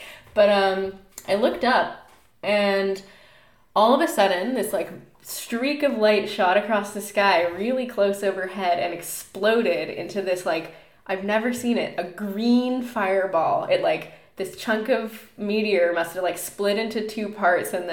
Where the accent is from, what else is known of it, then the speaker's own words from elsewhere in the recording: Winnipeg, Manitoba, Canada; I'm from Winnipeg